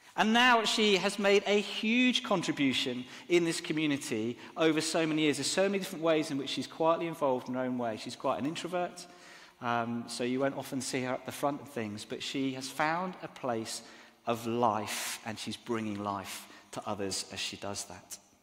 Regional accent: Exeter, South West England, United Kingdom; now in Southampton, United Kingdom; I grew up in Exeter which is a beautiful cathedral city

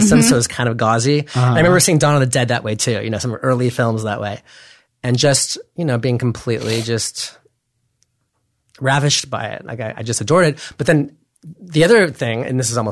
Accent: Los Angeles, California, United States; I grew up in Encino, you know, in Los Angeles

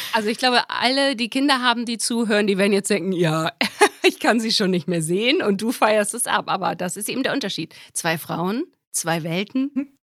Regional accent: Germany; moved away; ich bin Redakteurin, Schrägstrich, Moderatorin jetzt bei Radio Bremen. Da fange ich jetzt an. Meine alte Heimat hat mich wieder

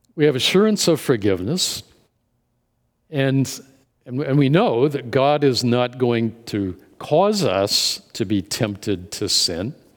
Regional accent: Indianapolis, Indiana, United States; moved away as an adult; also born or lived in Dallas, Texas; My wife and I moved from Dallas back to, uh, the Indianapolis area, our, to our hometown

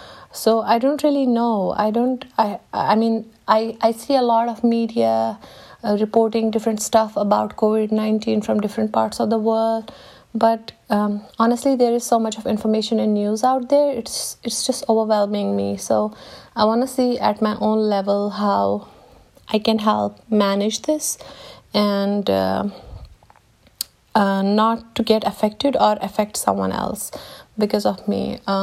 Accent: Jammu and Kashmir, India; I mean, I come from Kashmir, which is a conflict zone. I have spent most of my life inside the house because there was a curfew outside.

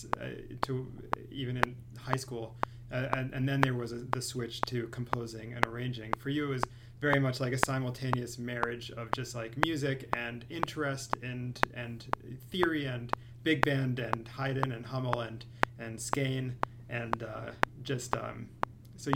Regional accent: Lexington, Massachusetts, United States; I'm from Lexington, Mass

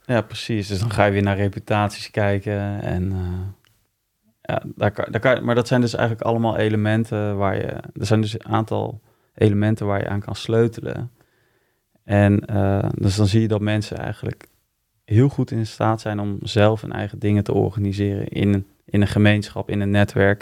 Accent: Utrecht, Netherlands; also born or lived in Wijk bij Duurstede; In Wijk ben ik geboren. Maar ik heb hier in Utrecht op uh, gezeten. Dus ja, ik zie me wel meer als een eh, Utrechtse jongen

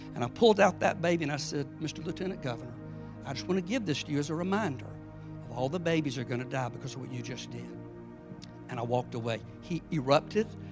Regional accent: South Georgia, United States; I'm a nobody from South Georgia

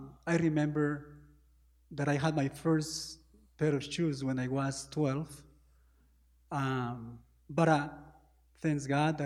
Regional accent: Peru; Peru is a small country, you know, South America, close to Argentina, Ecuador, Chile, Brazil, Colombia. It's very difficult to live in Peru.

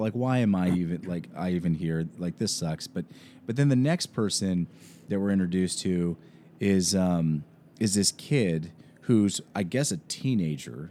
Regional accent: Washington, United States; moved away; I'm from Washington State

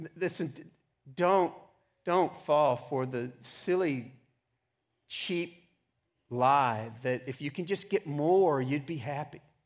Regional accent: Texas, United States; I grew up in Texas

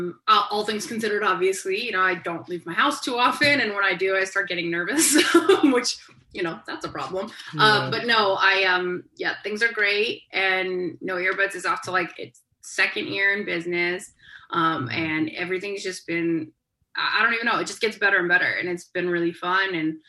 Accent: Johnston, Rhode Island, United States; moved away as an adult; also born or lived in Hartford, Connecticut; now in Los Angeles, United States; I grew up in Rhode Island.

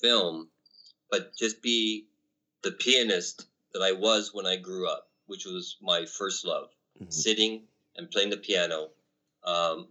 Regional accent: Canada; I'm Canadian

